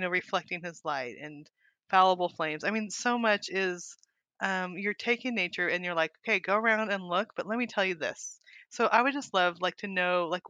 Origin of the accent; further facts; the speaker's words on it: California, United States; moved away as an adult; also born or lived in Montana; now in Arkansas, United States; I'm from California